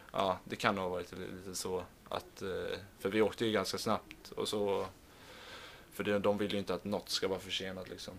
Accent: Stockholm, Stockholm County, Sweden; moved away; vi har där hemma i Stockholm

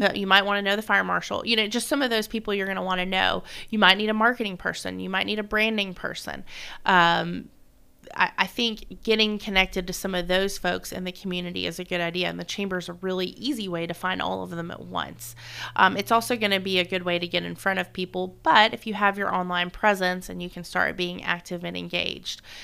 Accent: South Florida, United States; now in Gallatin, United States; I'm from South Florida

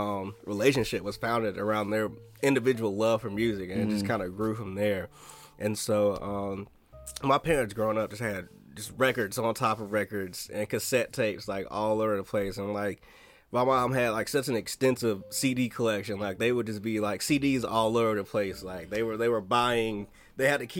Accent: High Point, North Carolina, United States; also born or lived in Greensboro, North Carolina; I'm actually born in Greensboro, raised in High Point, North Carolina

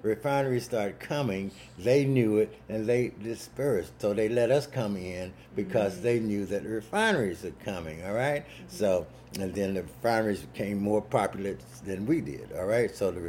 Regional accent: Mississippi, United States; You know, and I'm from Mississippi.

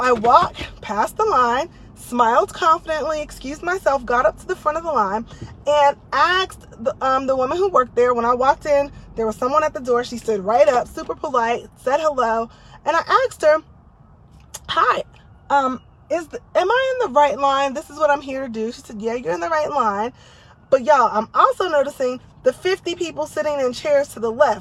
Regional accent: New Jersey, United States; now in Texas, United States; I grew up in Jersey

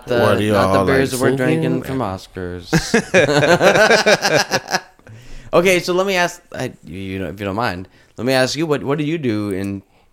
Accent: Texas, United States; also born or lived in Muskogee, Oklahoma; my family only lived in Oklahoma since for like till I was like 1 or 2, and then moved down to the valley.

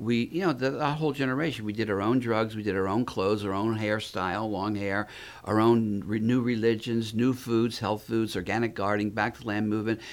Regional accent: North Miami, Florida, United States; also born or lived in Philadelphia; So I grew up in North Miami

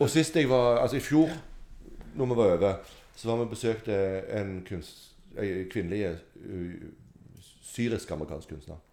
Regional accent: Sandnes, Rogaland, Norway; jeg er fra Sandnes

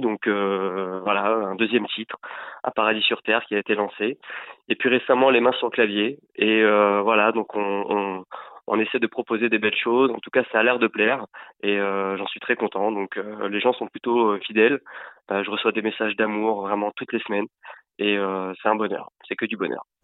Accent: France; ici chez nous en France

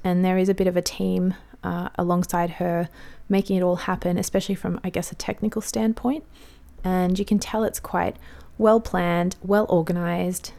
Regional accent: Australia; I'm an Aussie mum in my thirties

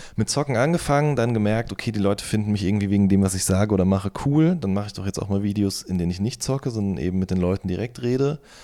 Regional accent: Hagen, North Rhine-Westphalia, Germany; in meiner Heimatstadt aufgetreten entstanden ist, im Werkhof in Hohenlimburg

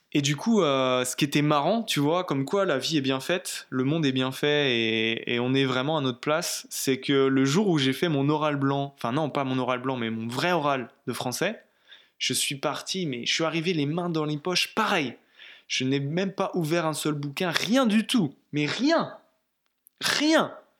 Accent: Brittany, France; moved away; je rentre chez moi en Bretagne

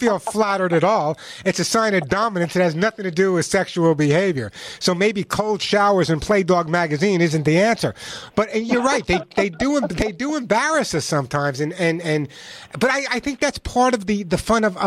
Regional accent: New York, United States; Nor would you ever know I was from New York

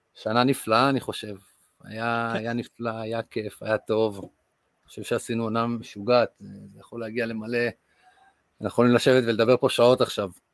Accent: Kibbutz Amir, Northern District, Israel; נולדתי לאבא אנגלי ואימא מישראל. אה, גדלתי בקיבוץ אמיר

